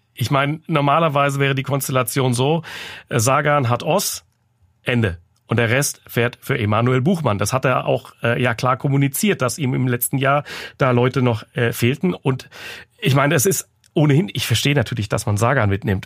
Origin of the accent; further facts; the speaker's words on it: Frankfurt, Hesse, Germany; bei uns in Frankfurt, ich bin ja Frankfurter und der 1. Mai ist mein Heimrennen